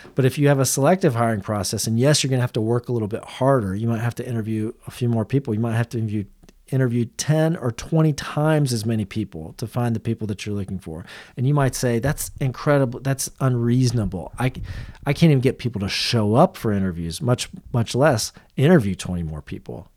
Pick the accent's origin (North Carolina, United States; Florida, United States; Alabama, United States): Florida, United States; Central; I grew up in Central Florida.